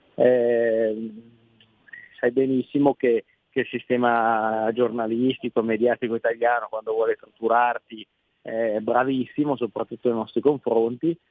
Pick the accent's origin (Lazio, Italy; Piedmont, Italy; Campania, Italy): Piedmont, Italy; da piemontese